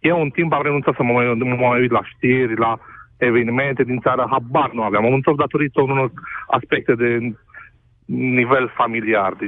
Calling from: Cluj, Cluj County, Romania; Uh, vă sunt din Cluj, am 30 de ani.

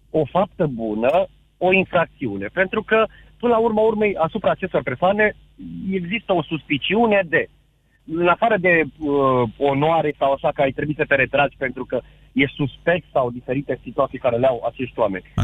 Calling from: Săcele, Brașov County, Romania; sunt din Săcele de Brașov.

